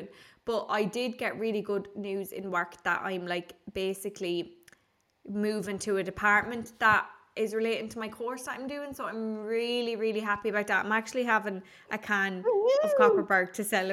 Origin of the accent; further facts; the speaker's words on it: Ireland; I am Irish